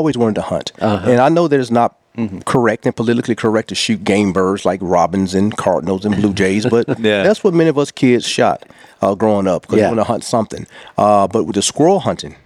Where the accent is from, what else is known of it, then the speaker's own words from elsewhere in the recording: Talladega, Alabama, United States; born and raised in Talladega, Alabama.